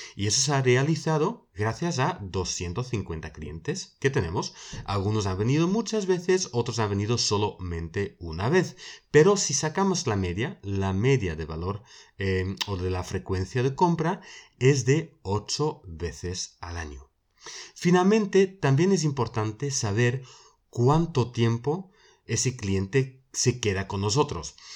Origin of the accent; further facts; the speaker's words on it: Belgium; una central de alarmas en mi país, en Bélgica